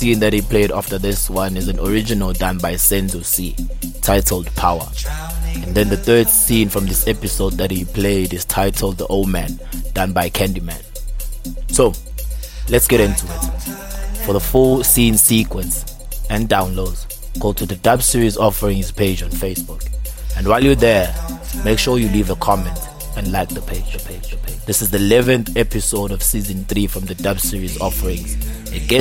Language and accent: English; KwaZulu-Natal, South Africa; KZN and Bangeni, which is also my hometown